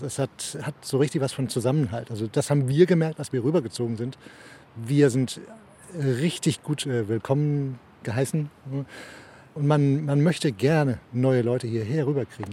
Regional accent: Denmark; also born or lived in Germany; ich bin Deutsch vom Pass, äh, Herz Däne. Ja. Ähm, ich wohne schon seit ich acht bin hier.

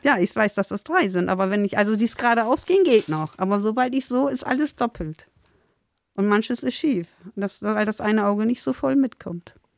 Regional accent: Bremen, Germany; born or raised there; also born or lived in Lindheim (birthplace, uncertain ASR)

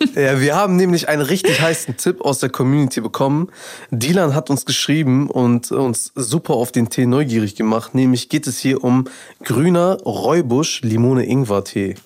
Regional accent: Afghanistan; Ich als Afghane

